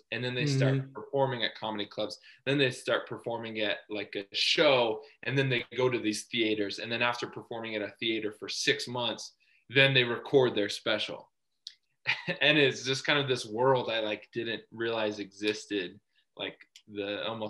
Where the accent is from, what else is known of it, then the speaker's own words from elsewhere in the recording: Texas, United States; I love him talking about the South because I grew up in Texas.